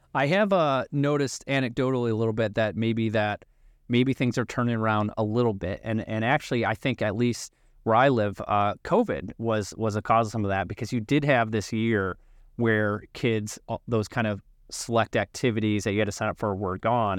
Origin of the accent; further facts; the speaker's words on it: Illinois, United States; I grew up like you in Illinois